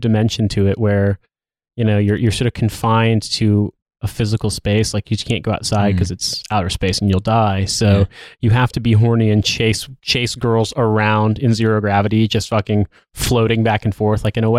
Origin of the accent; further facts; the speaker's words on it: United States; I'm American